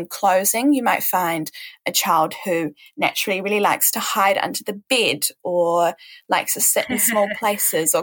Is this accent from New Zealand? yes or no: yes; New Zealand; I'm from New Zealand, and so it's part of my role as a New Zealander and as part of living in New Zealand